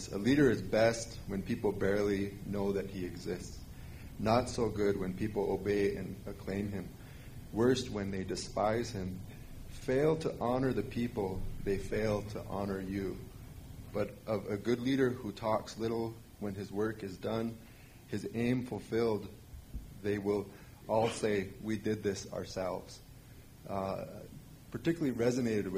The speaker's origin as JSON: {"language": "English", "region": "South Dakota", "country": "United States", "moved": "yes", "said": "I'm Oglala Lakota from South Dakota originally"}